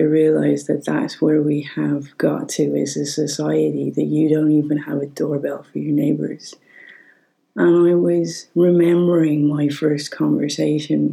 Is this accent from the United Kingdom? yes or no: no; Ireland; As an Irish person